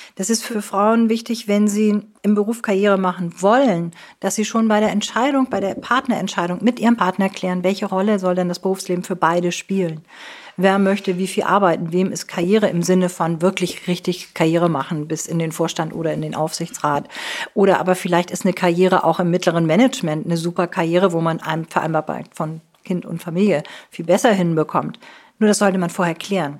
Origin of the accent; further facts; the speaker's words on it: Neumünster, Schleswig-Holstein, Germany; Ich bin in Neumünster in Schleswig-Holstein geboren